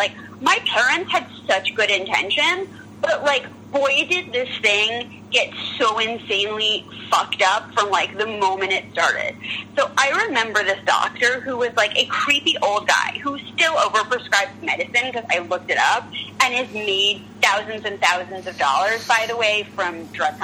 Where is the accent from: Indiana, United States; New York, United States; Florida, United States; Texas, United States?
New York, United States; New York City; I'm from New York, and I'm from, you know, the Upper East Side